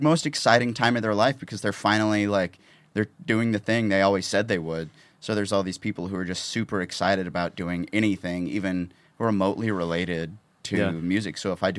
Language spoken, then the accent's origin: English; Missouri, United States; now in Nashville, United States; I grew up in central Missouri and like I went to a humongous high school.